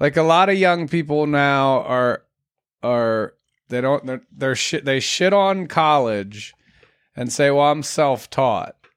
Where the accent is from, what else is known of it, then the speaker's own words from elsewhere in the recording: United States; being an American has always held good weight.